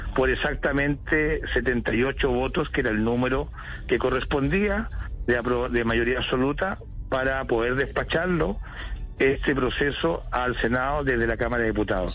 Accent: Chile; now in London, United Kingdom; le pregunto desde Londres, pero también soy chilena

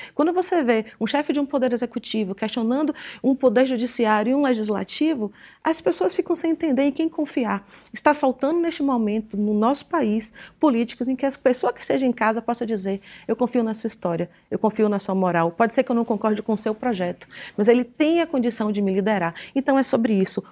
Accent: Ilhéus area, Bahia, Brazil; numa garagem em Ilhéus, que é já, já na minha terra

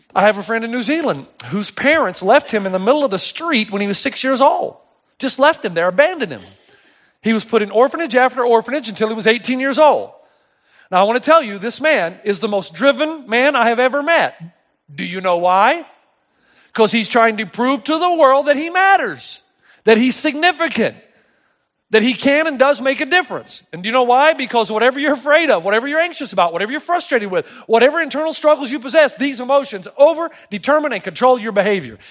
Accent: East Tennessee, United States; I grew up in East Tennessee

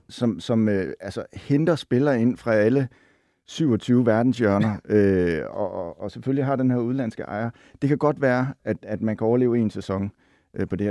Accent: Silkeborg, Central Denmark Region, Denmark; now in Copenhagen, Denmark; jeg kommer fra Silkeborg

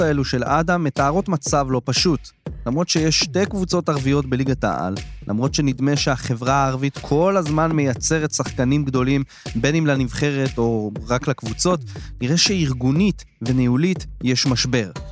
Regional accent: Israel

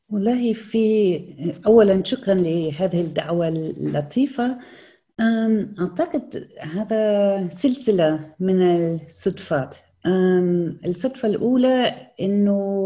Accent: Germany; Arabic is a second language; also born or lived in Damascus, Syria / London, United Kingdom; عندنا في ألمانيا

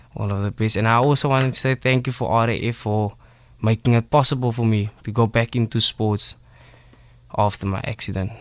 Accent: Cape Town, Western Cape, South Africa; Mitchell's Plain. I'm originally from Mitchell's Plain, East Ridge.

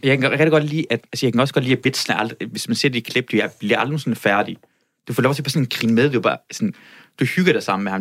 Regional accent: Iran; now in Denmark; jeg voksede op i Iran

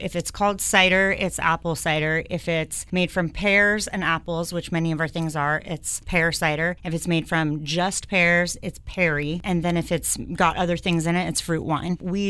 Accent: San Diego, California, United States; I'm born and raised in San Diego. I grew up listening to … of course, at the old SOMA.

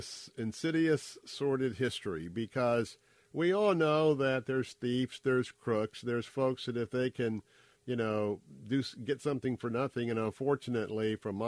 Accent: Tampa, Florida, United States; I was born and raised right here in Tampa

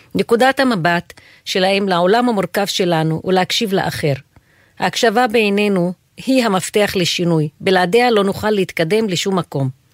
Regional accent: Haifa, Haifa District, Israel; moved away as an adult; now in Jerusalem, Israel; נולדתי וגדלתי בעיר חיפה

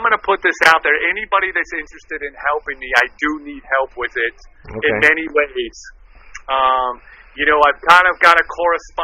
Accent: Miami, Florida, United States; I grew up in Miami

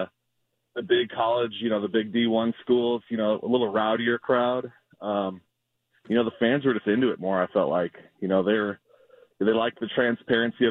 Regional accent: St. Louis, Missouri, United States; I was born and raised in St. Louis, so it just felt like home

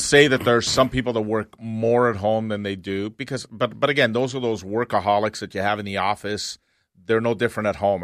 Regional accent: Canada; We're Canadians

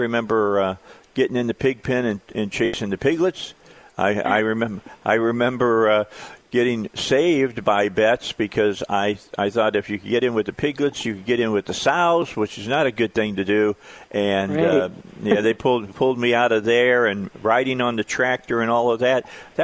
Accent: outside Chicago, Northwest Indiana, United States; now in Arkansas, United States; I grew up outside of Chicago, all right? I was in Northwest Indiana

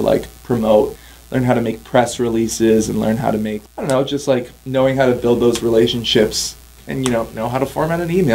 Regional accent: Stillwater, Minnesota, United States; also born or lived in Ontario, Canada; my hometown in Stillwater

